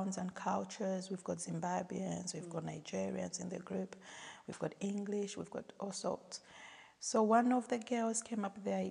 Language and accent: English; Zambia; now in United Kingdom; I'm from Zambia. Yes, and I went to Zambia after about 7 years of living in the UK